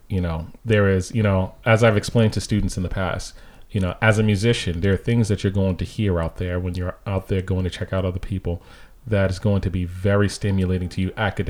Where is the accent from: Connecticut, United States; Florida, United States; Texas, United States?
Connecticut, United States; Hartford; some of the people that I grew up with musically in Hartford.